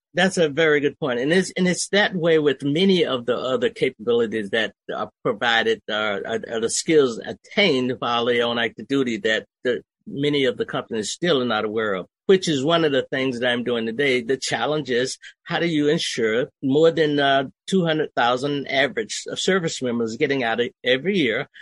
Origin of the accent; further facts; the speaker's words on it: Okefenokee Swamp, Georgia, United States; moved away as an adult; also born or lived in Germany; I was raised in Okefenokee Swamp